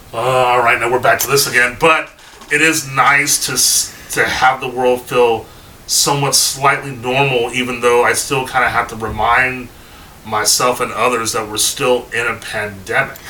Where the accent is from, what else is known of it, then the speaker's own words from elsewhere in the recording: Bay Area, California, United States; I'm from the Bay Area